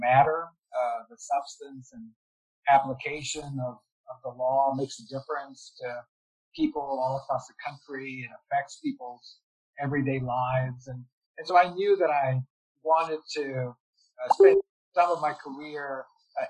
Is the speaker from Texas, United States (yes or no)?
yes; Harlingen, Texas, United States; also born or lived in New Haven / Houston; I grew up in South Texas in a town called Harlingen